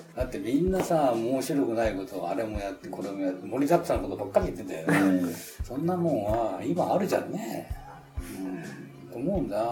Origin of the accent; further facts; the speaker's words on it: Tokyo, Japan; also born or lived in Yamanashi; 生まれたのはその中目黒のなんか汚ね産婦人科らしいんです